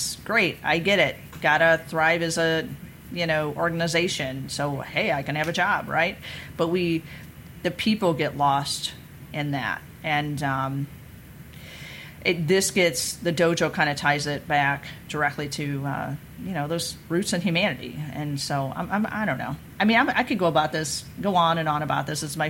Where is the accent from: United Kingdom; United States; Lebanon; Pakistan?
United States; Missouri; I'm from Missouri, the show me state